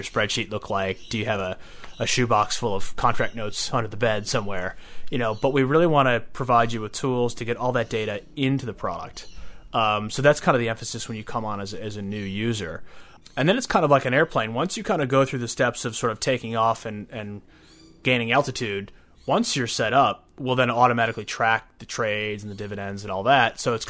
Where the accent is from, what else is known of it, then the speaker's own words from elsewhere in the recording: Chicago, Illinois, United States; I'm from Chicago originally, yeah.